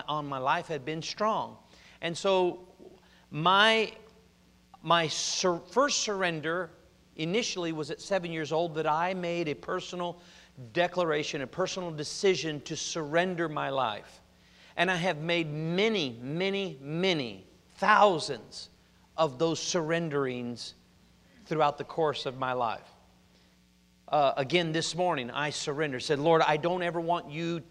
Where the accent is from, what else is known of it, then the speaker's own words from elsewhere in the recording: Oregon, United States; also born or lived in Compton, California; I was born in Compton, born in Dominguez Valley Hospital, and they we moved to Oregon about 2 years later